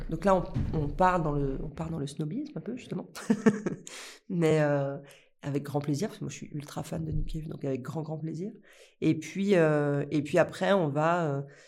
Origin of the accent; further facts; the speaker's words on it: Lyon, Auvergne-Rhône-Alpes, France; je viens de Lyon